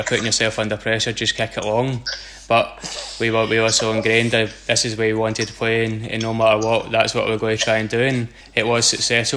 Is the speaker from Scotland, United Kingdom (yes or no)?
yes; Scotland, United Kingdom; moved away as an adult; we're both Scottish, both coming from the SPL.